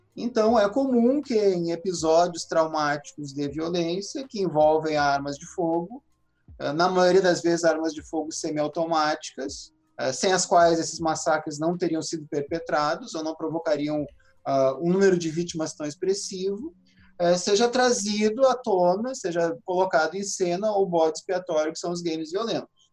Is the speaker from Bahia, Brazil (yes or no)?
no; Rio Grande do Sul, Brazil; eu que sou aqui do Rio Grande do Sul